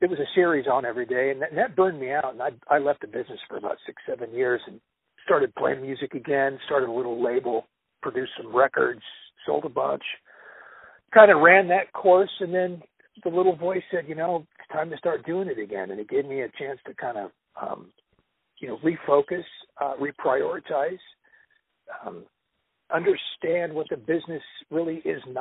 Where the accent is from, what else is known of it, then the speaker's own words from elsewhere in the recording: Los Angeles, California, United States; I was born in Los Angeles. I was born in the LA area. I've lived out here my entire life